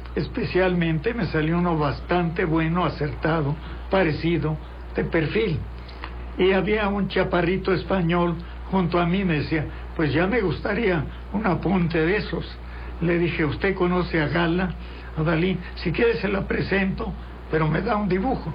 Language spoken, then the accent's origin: Spanish; Mexico; yo soy periodista mexicano